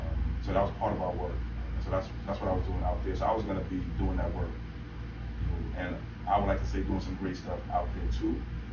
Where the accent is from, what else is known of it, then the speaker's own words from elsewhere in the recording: New York City, New York, United States; now in California, United States; I'm originally from New York City.